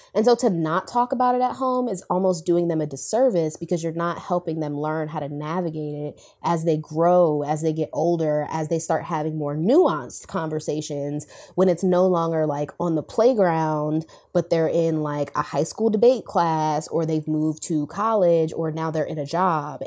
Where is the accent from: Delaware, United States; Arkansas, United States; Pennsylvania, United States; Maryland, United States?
Delaware, United States; moved away as an adult; also born or lived in Tallahassee, Florida; I'm from Delaware